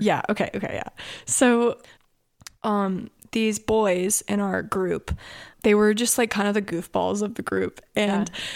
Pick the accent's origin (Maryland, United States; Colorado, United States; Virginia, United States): Maryland, United States; Annapolis; we're from Annapolis